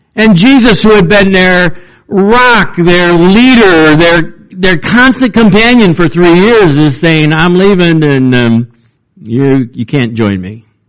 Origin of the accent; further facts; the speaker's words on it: Cleveland, Ohio, United States; when I was a pastor's son growing up in Cleveland, Ohio